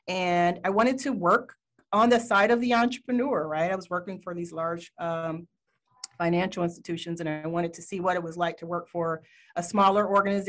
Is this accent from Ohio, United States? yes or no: yes; Cleveland, Ohio, United States; also born or lived in Los Angeles / Detroit; Yes, I am from Cleveland, originally born, raised in Cleveland, Los Angeles, and Detroit. So a little bit of Midwest and with a touch of West Coast.